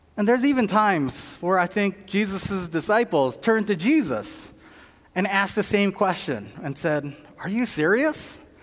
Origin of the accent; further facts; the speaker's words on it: Southern California, United States; I'm from Southern California